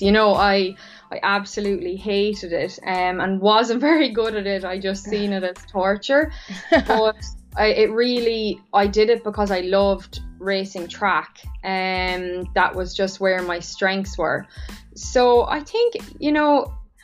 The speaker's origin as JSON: {"language": "English", "region": "Laois", "country": "Ireland", "also_born_or_lived": "United States", "said": "I'm from Leash"}